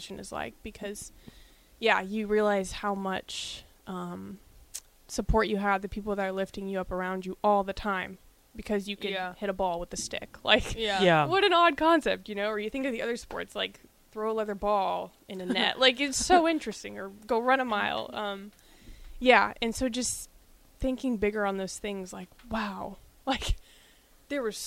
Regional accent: Nebraska, United States; growing up in Nebraska and a Husker fan literally from birth

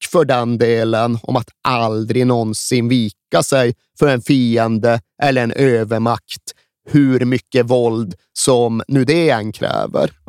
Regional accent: Sweden; Jag är vit svensk.

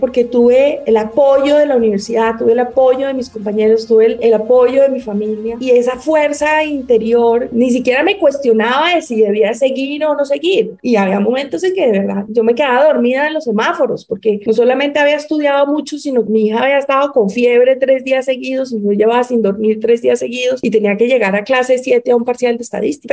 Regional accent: Bogotá, Colombia; nosotros somos muy de Bogotá y, no sé, mi tatarabuelo por allá ya nació en Bogotá

